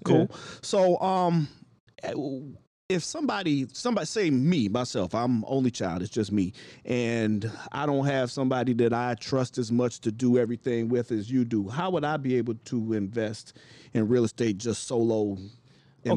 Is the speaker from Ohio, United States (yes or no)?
yes; Cleveland, Ohio, United States; now in Chicago, United States; My hometown of Cleveland